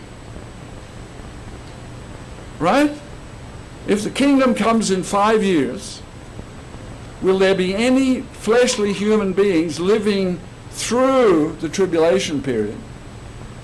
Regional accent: Australia; let me tell you what it was like growing up in Australia

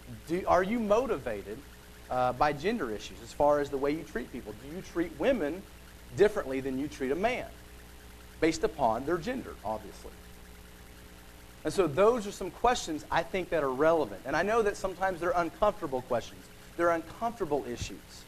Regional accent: United States; We live in America

